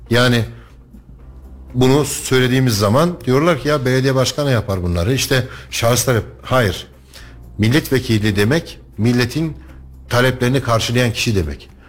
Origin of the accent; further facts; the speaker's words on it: Kütahya, Turkey; Yok ben Kütahyalıyım.